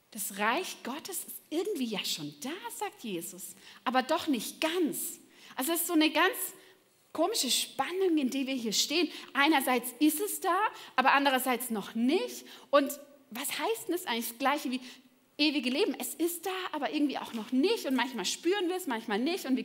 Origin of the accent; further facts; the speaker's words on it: Baden-Württemberg, Germany; aber ich bin im Schwarzwald aufgewachsen, ja? Und ich hatte von meinem Fenster aus, ja, von meinem Kinderzimmer, einen wunderschönen Blick.